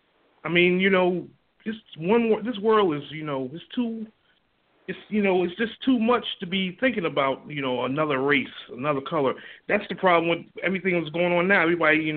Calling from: Newark, New Jersey, United States; I'm calling from Newark, New Jersey.

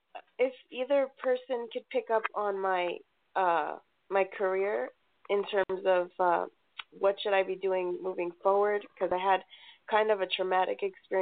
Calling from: Colorado, United States; I'm calling from Colorado.

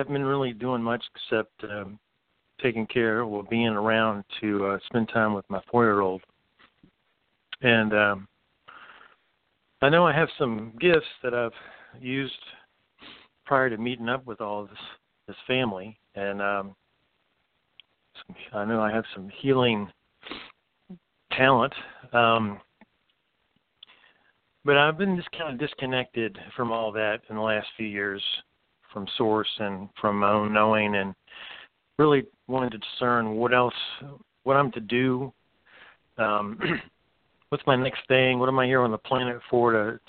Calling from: North Carolina, United States; … is my name, and I'm in the Smoky Mountains of North Carolina.

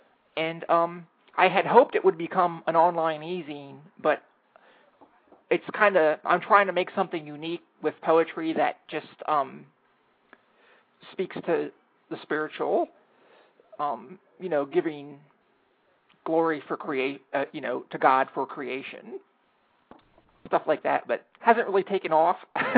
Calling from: Washington, District of Columbia, United States; I am in Anacostia, across the river from everything.

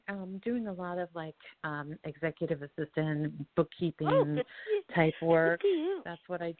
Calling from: Colorado, United States; I'm calling from Colorado.

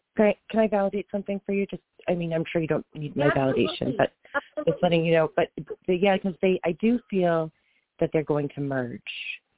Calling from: outside of Boston, Massachusetts, United States; I'm calling from outside of Boston.

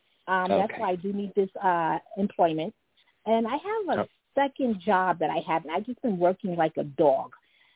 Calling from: New York City, New York, United States; I am calling from New York City.

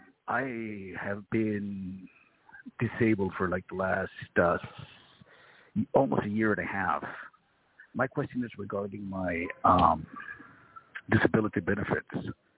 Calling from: Long Beach, California, United States; calling from Long Beach.

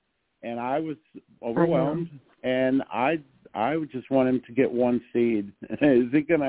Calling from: Texas, United States; I'm calling from Texas

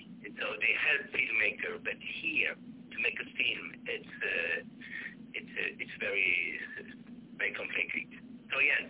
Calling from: Sweden; Yeah, I'm calling from Sweden.

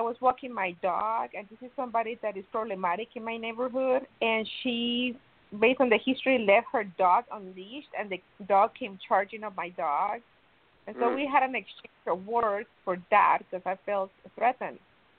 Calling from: Miami, Florida, United States; I'm calling from Miami.

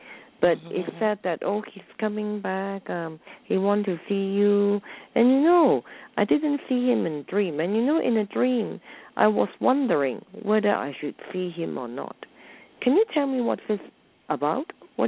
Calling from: Hong Kong; I'm calling from Hong Kong.

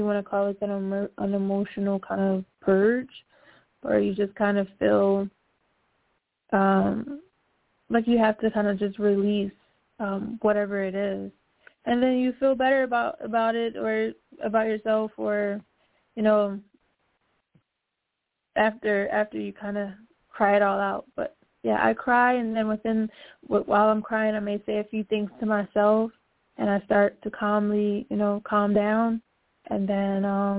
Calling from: Philadelphia, Pennsylvania, United States

